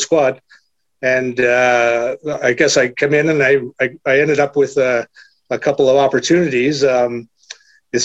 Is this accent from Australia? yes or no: no; Canada; moved away; being Canadian